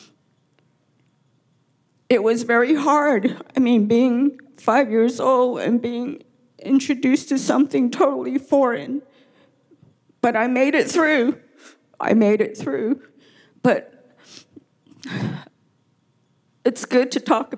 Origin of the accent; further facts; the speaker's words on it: Arizona, United States; first language Navajo; English is a second language; I was 5 years old, did not speak a word of English when I was put into the Lower Greasewood boarding school on the Navajo Reservation